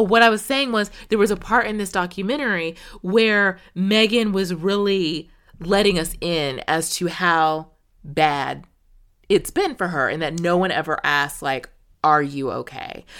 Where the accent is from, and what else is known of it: United States